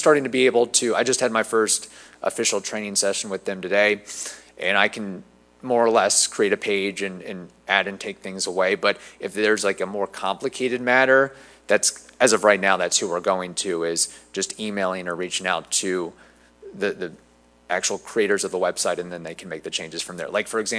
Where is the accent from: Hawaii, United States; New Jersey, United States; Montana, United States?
New Jersey, United States; born there; also born or lived in Indiana; now in Zephyrhills, United States; I was born in New Jersey, lived in Indiana, moved to Florida like so many other people have done.